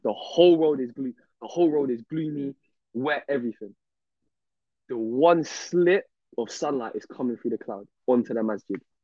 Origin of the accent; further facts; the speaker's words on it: London, United Kingdom; I'm from South London